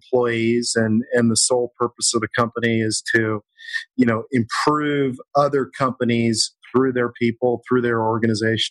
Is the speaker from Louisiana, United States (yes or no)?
no; Kansas, United States; now in Los Angeles, United States; I was raised in Kansas, a long way from where you can actually surf